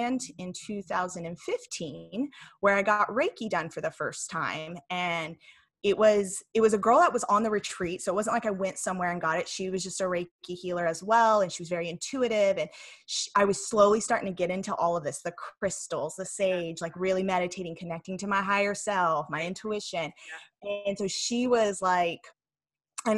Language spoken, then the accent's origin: English; Tennessee, United States; moved away as an adult; also born or lived in California; now in Huntington Beach, United States; grew up in Tennessee